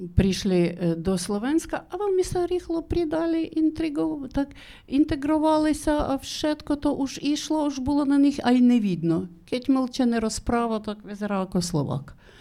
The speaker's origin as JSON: {"language": "Slovak", "country": "Ukraine", "second_language": "Slovak", "moved": "as an adult", "lives_now": "Slovakia", "said": "som Ukrajinka. Ja žijem na Slovensku už 8 rokov."}